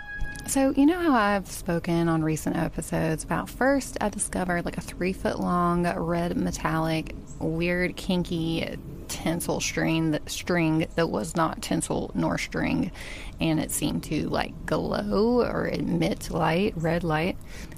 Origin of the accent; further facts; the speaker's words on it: Tennessee, United States; When I was growing up in Tennessee, you could take English as a foreign language.